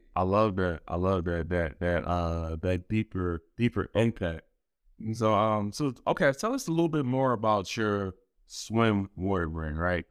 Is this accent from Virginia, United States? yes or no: no; Philadelphia, Pennsylvania, United States; I'm originally from Philly